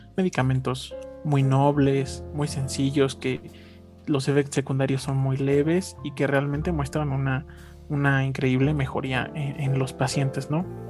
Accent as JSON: {"language": "Spanish", "country": "Mexico", "said": "los malos hábitos que tenemos como mexicanos"}